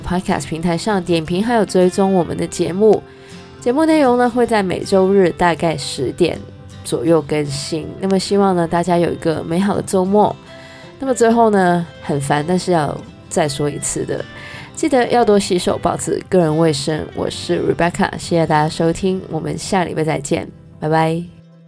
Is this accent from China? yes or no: no; Canada; 虽然我是加拿大人，但是我还真的没有去过Montreal